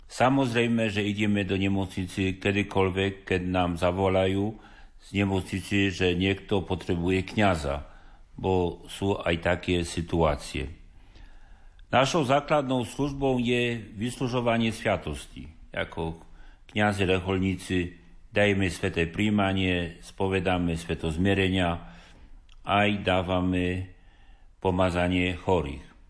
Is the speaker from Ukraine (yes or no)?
no; Poland; Slovak is a second language; now in Levoča, Slovakia; pacienti spoznajú, že som Poliak.